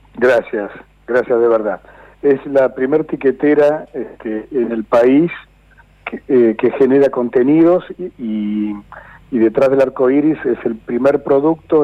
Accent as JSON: {"language": "Spanish", "town": "Juan Lacaze", "region": "Colonia", "country": "Uruguay", "tie": "born or raised there", "moved": "yes", "lives_now": "Argentina", "said": "aquel entonces donde yo nací, cuando yo nací eran si no me equivoco, 12.000, 10.000 habitantes."}